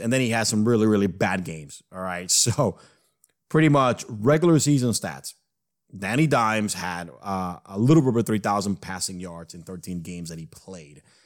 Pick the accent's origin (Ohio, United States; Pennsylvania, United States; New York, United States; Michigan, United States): New York, United States; growing up in the East Coast, growing up in New York